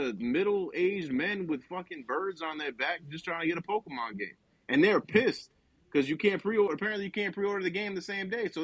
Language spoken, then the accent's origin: English; New Jersey, United States; moved away; oh, New Jersey